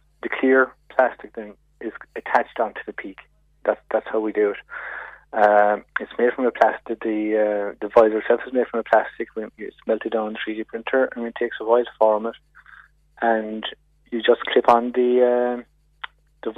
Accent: Ballydesmond, Munster, Ireland; I'm from Ballydesmond

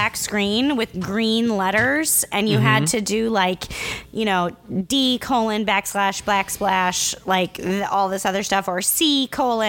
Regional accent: Midwest, United States; As a Midwesterner

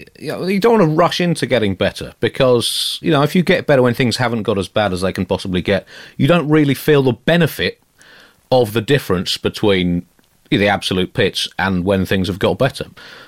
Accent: United Kingdom; given the slight imperial baggage that I have as a British person in India

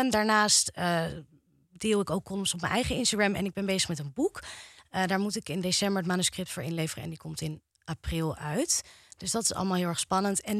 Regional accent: Amstelveen, North Holland, Netherlands; ik kom oorspronkelijk uit Amstelveen.

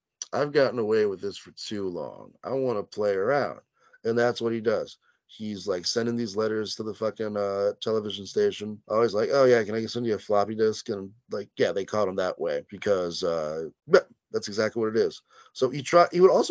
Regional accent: Louisiana, United States; also born or lived in Korea; I'm also like from Louisiana. I'm not necessarily Cajun though.

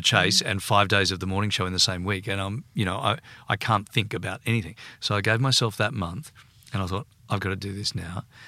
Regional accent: Sydney, New South Wales, Australia; I grew up in Bondi.

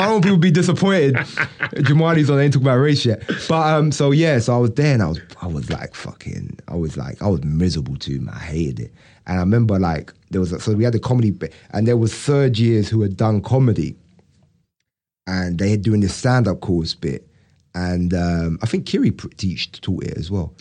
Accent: United Kingdom; also born or lived in Brixton; I'm British

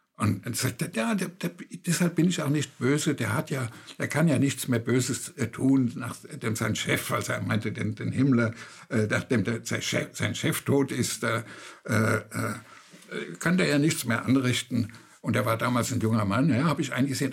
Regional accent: Germany; bei uns in Deutschland, da war es sehr speziell mit Ostdeutschland

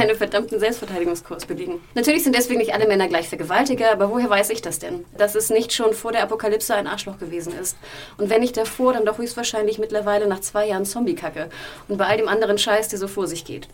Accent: Hamburg, Germany; meiner Heimatstadt Hamburg

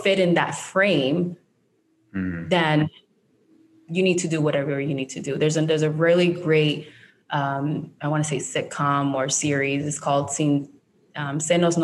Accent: Barranquilla, Atlántico, Colombia; English is a second language; moved away; I was born in Barranquilla

